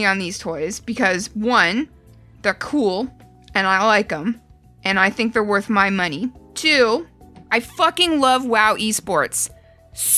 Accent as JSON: {"language": "English", "country": "Canada", "tie": "born or raised there"}